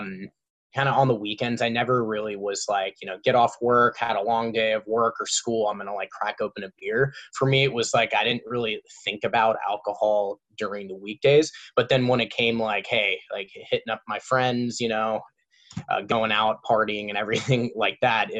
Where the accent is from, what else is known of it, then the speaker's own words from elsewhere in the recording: Orange County, California, United States; I grew up in Orange County, so I have like all my friends around here